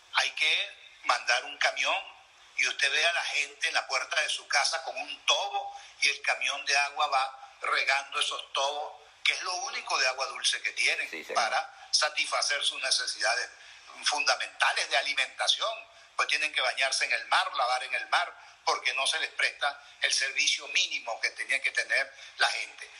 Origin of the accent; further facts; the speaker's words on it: Venezuela; todos somos venezolanos